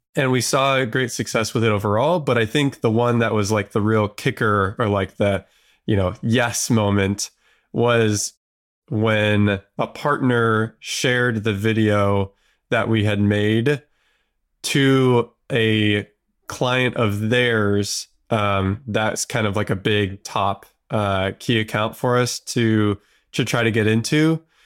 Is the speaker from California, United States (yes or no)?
yes; Southern California, United States; I grew up in Southern California